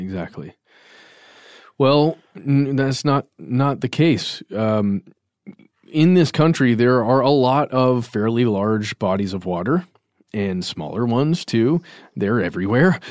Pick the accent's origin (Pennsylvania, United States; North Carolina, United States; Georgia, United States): Georgia, United States; Lake Lanier; I grew up near Lake Lanier, which is a, a fairly large man-made lake here in Georgia